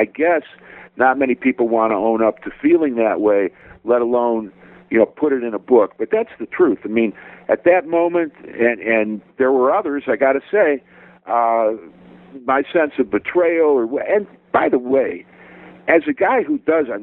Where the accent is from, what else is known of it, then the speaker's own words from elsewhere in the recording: Cleveland, Ohio, United States; that's my hometown. That's a sacred place